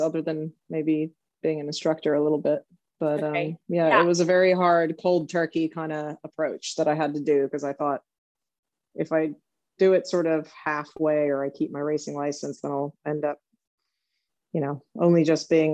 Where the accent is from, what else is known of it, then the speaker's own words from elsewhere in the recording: Southern California, United States; now in Lexington, Kentucky, United States; I grew up in Southern California